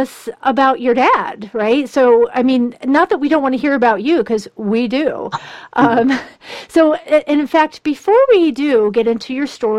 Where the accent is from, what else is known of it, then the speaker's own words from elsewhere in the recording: United States; as an American